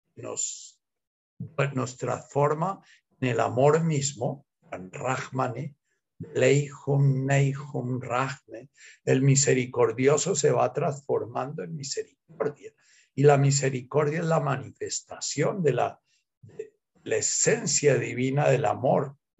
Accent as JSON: {"language": "Spanish", "country": "Colombia"}